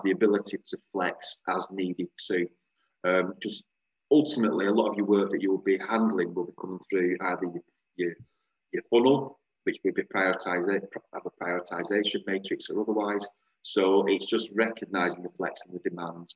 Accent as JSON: {"language": "English", "town": "Bolton", "region": "North West England", "country": "United Kingdom", "said": "I'm from Bolton"}